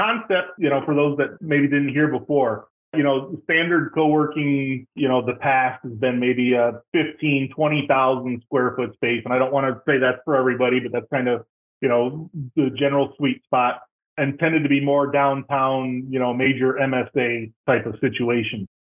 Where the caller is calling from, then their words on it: Tampa, Florida, United States; I am just outside of Tampa in beautiful Florida.